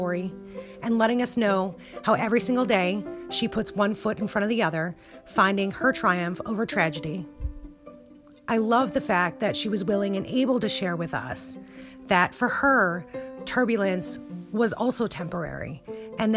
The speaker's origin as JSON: {"language": "English", "region": "Wisconsin", "country": "United States", "tie": "born or raised there", "moved": "yes", "said": "back in my hometown in Wisconsin"}